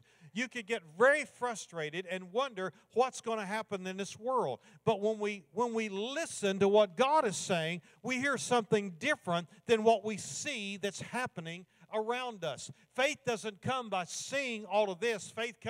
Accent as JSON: {"language": "English", "region": "Kentucky", "country": "United States", "tie": "born or raised there", "said": "I grew up in Kentucky"}